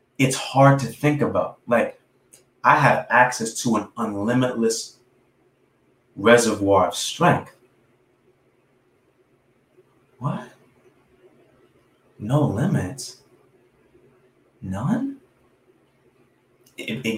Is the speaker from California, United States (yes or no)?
no; New York City, New York, United States; I'm a kid from New York City. I'm from Brooklyn.